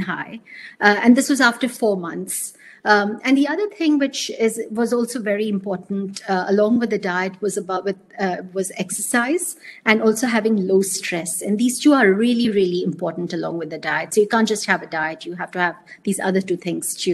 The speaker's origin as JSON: {"language": "English", "region": "South India", "country": "India", "said": "since I come from the South"}